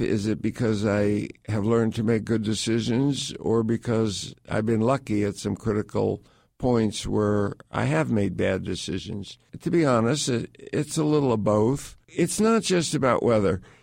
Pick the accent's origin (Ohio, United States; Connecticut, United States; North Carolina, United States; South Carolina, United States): Connecticut, United States; I grew up in suburban Connecticut.